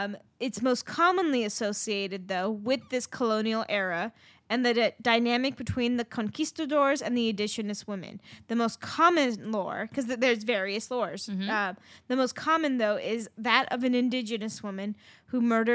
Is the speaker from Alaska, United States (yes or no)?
no; Southern California, United States; growing up in Southern California